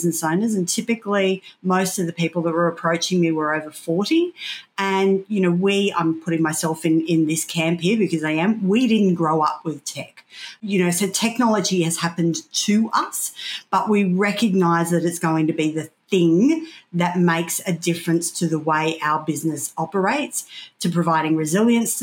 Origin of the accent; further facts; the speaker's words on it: Casino, New South Wales, Australia; being a kid growing up in Casino